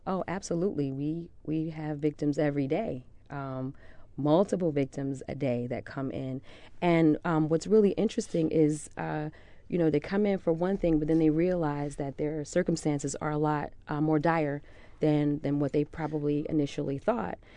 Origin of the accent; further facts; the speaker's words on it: United States; I'm from the South Ward